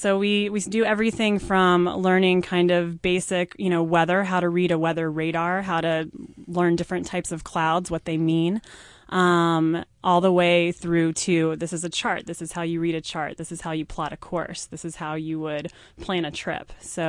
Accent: Little Rock, Arkansas, United States; Little Rock, Arkansas.

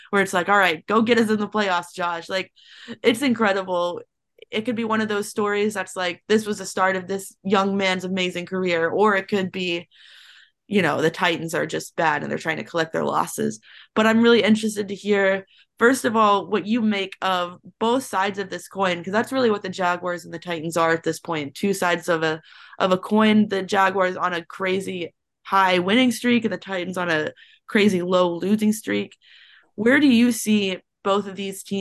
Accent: Tennessee, United States; I am from Tennessee. I'm currently in Gatlinburg, Tennessee right now in a cabin. And it is Titans country here.

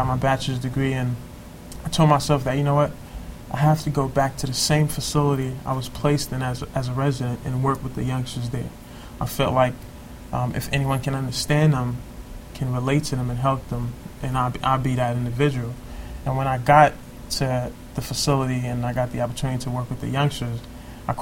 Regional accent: New York City, New York, United States; growing up in Brooklyn and Crown Heights, pre-gentrification

